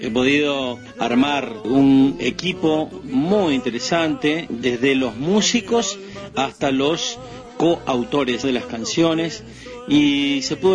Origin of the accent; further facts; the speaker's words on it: Las Lomitas, Formosa, Argentina; born there; Soy nacido en Las Lomitas, en la provincia de Formosa. Ando recorriendo un poco nuestro país